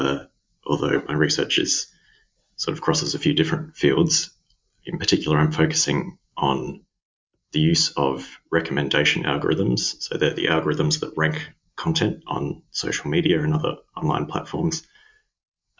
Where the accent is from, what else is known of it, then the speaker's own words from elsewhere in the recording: Melbourne, Victoria, Australia; also born or lived in London; I'm Australian. I'm from Melbourne, Australia.